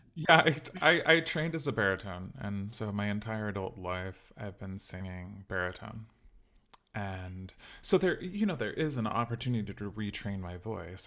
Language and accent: English; Sacramento, California, United States; moved away as an adult; also born or lived in Chicago; I grew up in California, in Sacramento